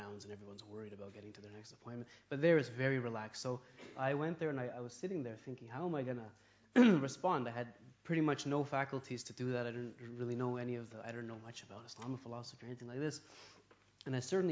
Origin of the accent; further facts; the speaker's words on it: Toronto, Ontario, Canada; I was born in Toronto. I grew up as a typical kind of, you know, Westerner.